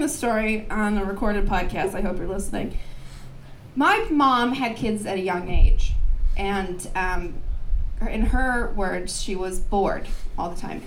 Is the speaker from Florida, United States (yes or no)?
no; Minneapolis, Minnesota, United States; now in Portland, United States; I'm from Minneapolis